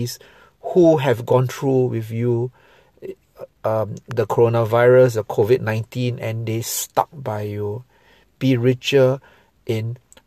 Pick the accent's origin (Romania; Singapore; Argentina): Singapore; I'm a Singaporean Chinese